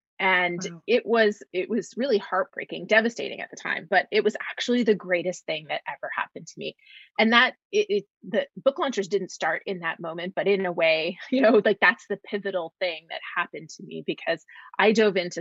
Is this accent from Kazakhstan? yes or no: no; Canada; moved away as an adult; now in Los Angeles, United States; I'm actually a Canadian who calls Los Angeles, California home